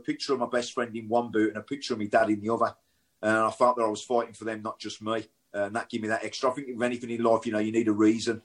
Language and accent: English; Birmingham, West Midlands, United Kingdom; I grew up in Shardin, to be fair, which is split both ways.